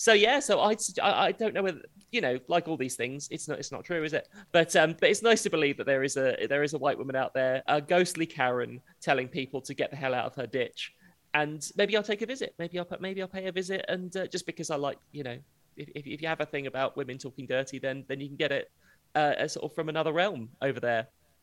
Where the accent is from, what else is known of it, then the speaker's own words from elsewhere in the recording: United Kingdom; So this is what I love is it's in the Quantox, which being British already sounds like a swear word.